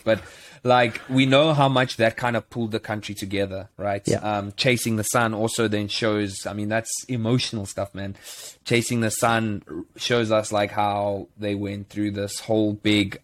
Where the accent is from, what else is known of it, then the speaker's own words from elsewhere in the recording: South Africa; moved away; as a South African